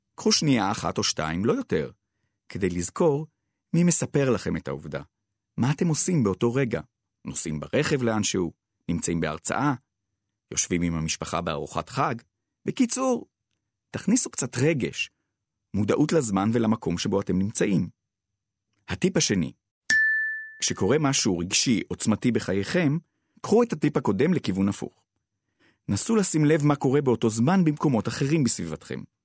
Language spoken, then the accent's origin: Hebrew; Ramat HaSharon, Tel Aviv District, Israel; גדלתי בנברסקו, שכונה ברמת השרון